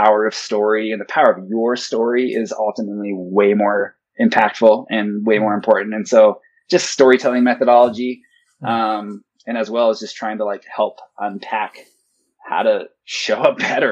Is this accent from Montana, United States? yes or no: yes; Montana, United States; I grew up in Montana